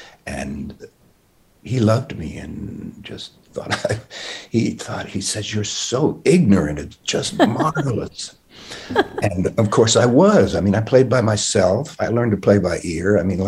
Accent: Queens, New York, United States; I really didn't know, you know, I grew up in Queens, but I was just a kid.

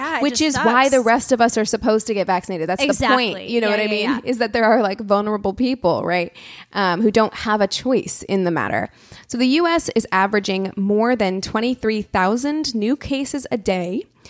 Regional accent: Springfield, Missouri, United States; in my hometown of Springfield, Missouri

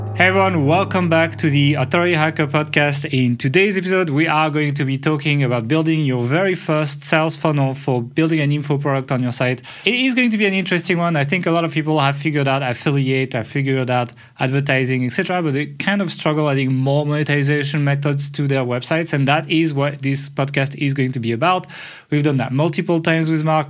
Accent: France; accent: French; English is a second language; my horrible French accent

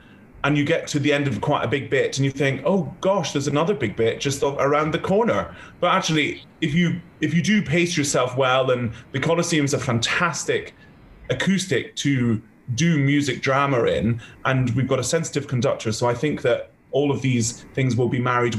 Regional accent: United Kingdom; We're all British, all together, working on this new British ring.

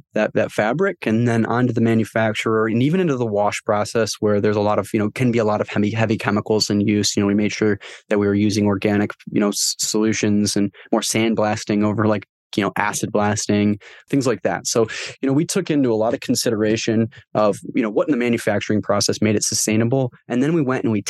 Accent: Michigan, United States; I'm from Michigan

